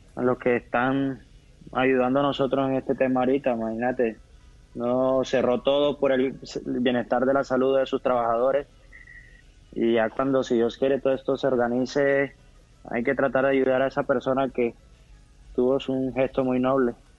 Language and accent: Spanish; Colombia